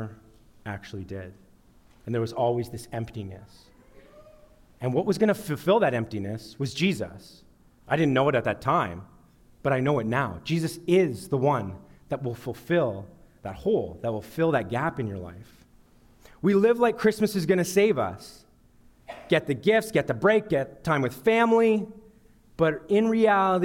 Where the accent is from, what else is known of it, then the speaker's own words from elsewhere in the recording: Sudbury, Ontario, Canada; I grew up in Sudbury